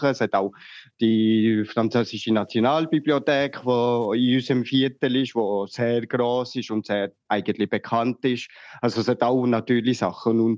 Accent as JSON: {"language": "German", "town": "Lausanne", "region": "Vaud", "country": "Switzerland", "said": "Dass, äh, ich komme ja aus dem Grossraum Lausanne, also ist es ist das nicht eine, äh, äh, eine Fremdsprache sozusagen für mich."}